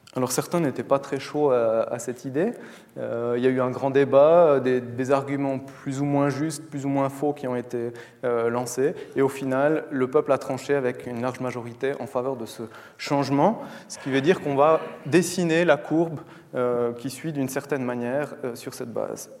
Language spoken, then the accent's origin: French; Valais, Switzerland; je viens du Valais